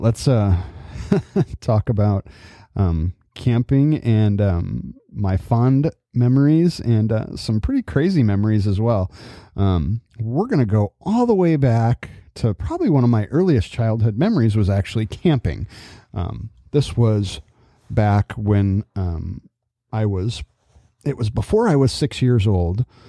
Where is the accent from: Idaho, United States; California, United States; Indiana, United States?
California, United States; also born or lived in Adirondacks, New York; growing up in California